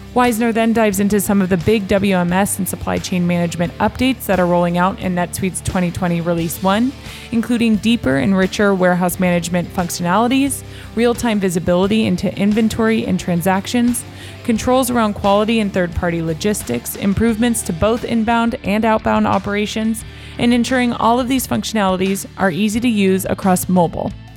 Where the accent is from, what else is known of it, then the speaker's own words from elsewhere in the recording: Los Angeles, California, United States; I'm from Los Angeles, born and raised